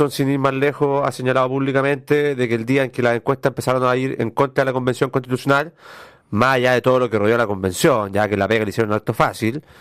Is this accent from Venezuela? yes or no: no; Quilpué, Valparaíso, Chile; Estudié hasta los 18 años en Villa Alemana. {S0} Ya. {S1} Soy porteño. Eh, de Valparaíso de corazón